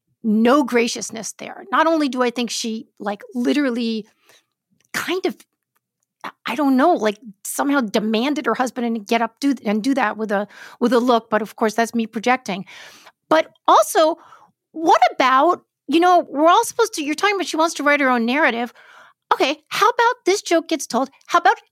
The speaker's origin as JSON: {"language": "English", "town": "New York City", "region": "New York", "country": "United States", "tie": "born or raised there", "said": "I grew up in Brooklyn, New York"}